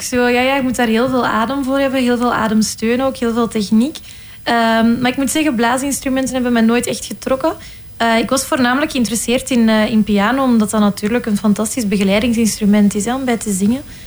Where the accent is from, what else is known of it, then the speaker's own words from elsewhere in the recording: Flanders, Belgium; accent: Flemish; mijn Vlaamse accent